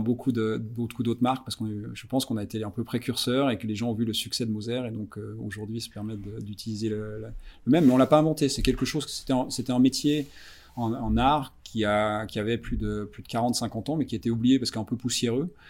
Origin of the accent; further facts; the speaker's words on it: Vallée de Joux, Vaud, Switzerland; moved away as an adult; now in Zurich, Switzerland; Je suis suisse-français, j'ai grandi à, la Vallée de Joux, donc dans les euh, montagnes vaudoises